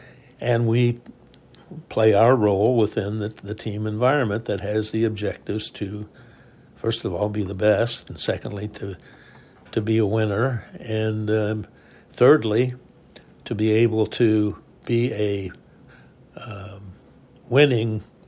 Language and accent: English; Indianola, Iowa, United States; I come from Iowa. I'm a Depression baby. In Iowa, we had a strange societal system in Indianola, Iowa, which it was called God's Little Acre in the 40s